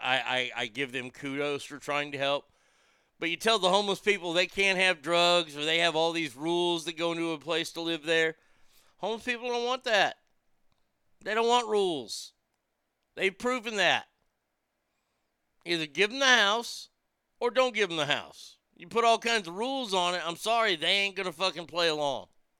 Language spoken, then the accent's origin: English; Sacramento, California, United States; Growing up in Sacramento, I remember it's being cleaner and not seeing a bum anywhere, everywhere.